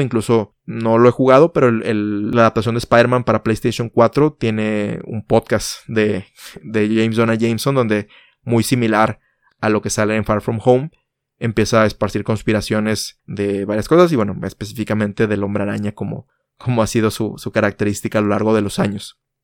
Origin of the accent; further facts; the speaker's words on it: Mexico; en mi país México